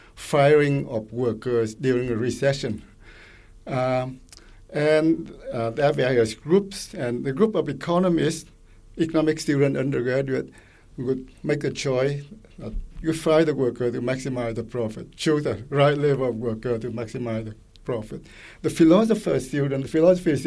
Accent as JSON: {"language": "English", "region": "Quebec", "country": "Canada", "said": "I come from Quebec, and my granddaughter goes to public school"}